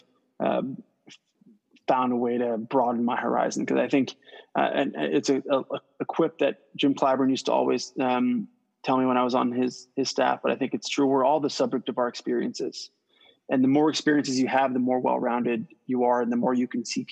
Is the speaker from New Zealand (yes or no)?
no; St. Croix, U.S. Virgin Islands; moved away; So I'm born and raised in St. Croix, U.S. Virgin Islands